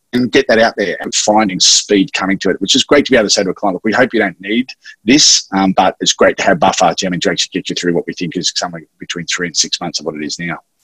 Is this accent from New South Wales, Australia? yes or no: yes; Sydney, New South Wales, Australia; also born or lived in Wagga Wagga; I grew up in Maroubra uh, in Sydney